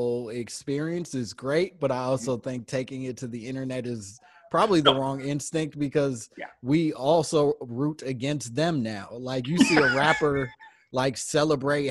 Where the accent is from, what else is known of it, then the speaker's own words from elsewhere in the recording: Chicago, Illinois, United States; I grew up in Chicago as well